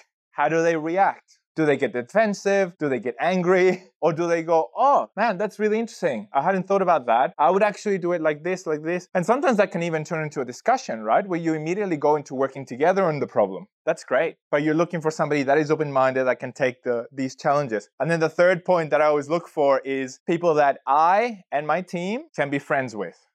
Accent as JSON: {"language": "English", "country": "Chile", "moved": "as an adult", "lives_now": "Australia", "said": "I've been in Australia for about sixteen years working in data, and I'm originally from Chile, South America"}